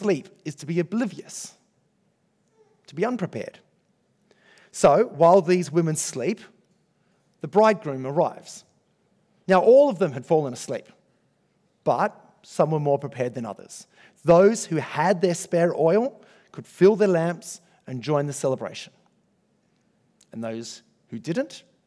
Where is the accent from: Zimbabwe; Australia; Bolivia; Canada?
Australia; comfortable Australian Christians